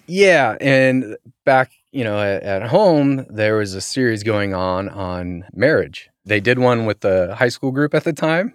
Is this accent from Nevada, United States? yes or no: no; Burbank, California, United States; I grew up in Burbank